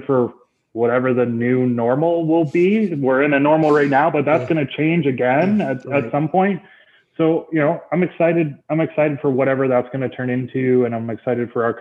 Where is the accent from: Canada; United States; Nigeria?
Canada; about an hour north of Toronto, Ontario; I moved about an hour north of Toronto. So I moved back to my hometown